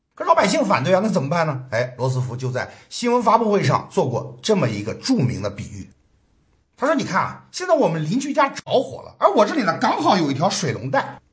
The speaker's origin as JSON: {"language": "Chinese", "country": "China", "said": "我们中国人对这种遭遇啊，是有过深刻体会的"}